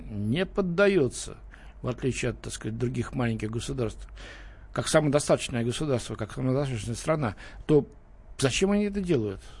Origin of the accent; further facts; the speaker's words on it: Moscow, Russia; Э, Лен, мы с тобой москвичи